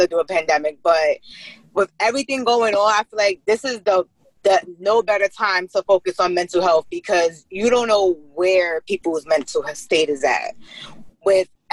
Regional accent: New York City, New York, United States; I was born and raised in the Bronx

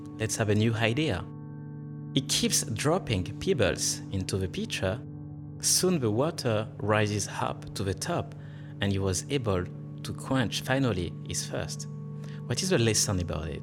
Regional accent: France; accent: French; first language French; English is a second language; moved away as an adult; now in Australia; I'm from France, and my mother language is French

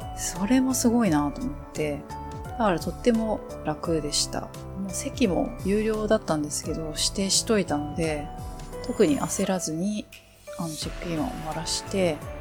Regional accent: Japan; 生まれ育った国なので、やっぱり日本いいな

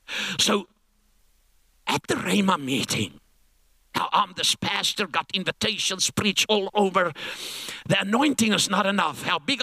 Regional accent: Langebaan, Western Cape, South Africa; I come from Langebaan like Viscus Bockum.

